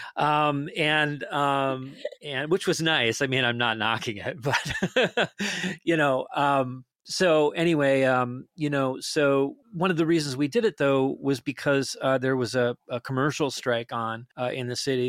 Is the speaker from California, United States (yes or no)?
no; Detroit Lakes, Minnesota, United States; moved away